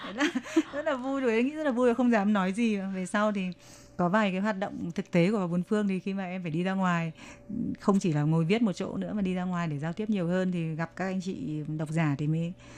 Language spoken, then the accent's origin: Vietnamese; Vietnam; first language Vietnamese; moved away as an adult; also born or lived in Nha Trang; now in China; bọn em sang đây mình là sinh viên nước ngoài rồi tiếng việt của mình là tiếng mẹ đẻ